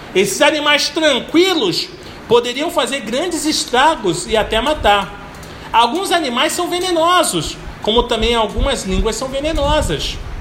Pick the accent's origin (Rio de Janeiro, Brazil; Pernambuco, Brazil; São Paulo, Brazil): Rio de Janeiro, Brazil; Belford Roxo; Quando eu era pequeno e morava em Belfo Roxo